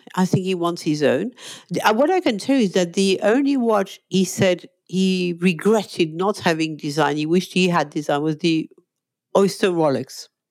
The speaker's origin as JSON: {"language": "English", "country": "Monaco", "moved": "as an adult", "lives_now": "London, United Kingdom", "said": "I'm a Monegasque, okay? I come from Monaco"}